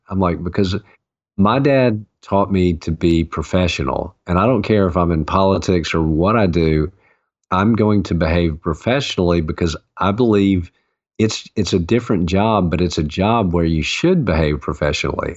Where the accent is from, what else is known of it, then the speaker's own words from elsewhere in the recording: the South, United States; I grew up in the South and, you know, as Southern man